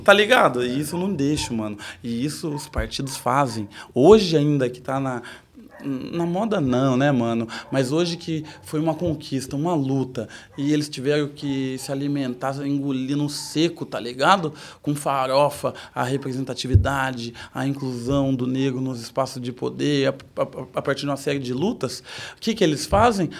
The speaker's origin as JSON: {"language": "Portuguese", "town": "Sorocaba", "region": "São Paulo", "country": "Brazil", "tie": "born or raised there", "said": "Eu nasci em Sorocaba"}